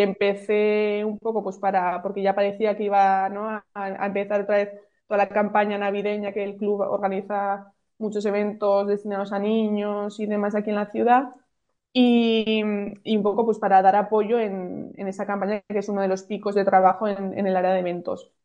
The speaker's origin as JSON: {"language": "Spanish", "town": "Pamplona", "region": "Navarre", "country": "Spain", "tie": "born or raised there", "moved": "yes", "lives_now": "Valencia, Spain", "said": "yo soy de Pamplona, yo nací en Pamplona"}